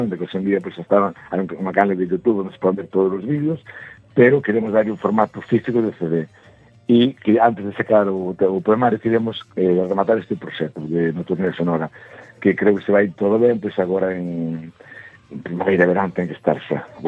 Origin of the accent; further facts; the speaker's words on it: Arteixo, Galicia, Spain; also born or lived in Santa Comba; tenho agora 48, pois pues, levo llevo 43 anos de vino pastoriza. Se non son de pastoriza, pois pues, non sei onde son daquela.